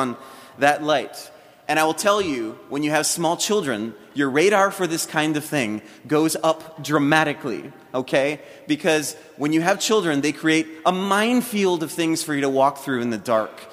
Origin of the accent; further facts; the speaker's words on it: Hawaii, United States; also born or lived in South Florida; now in Alabama, United States; I'm not a native of South Florida. I'm actually a native of Hawaii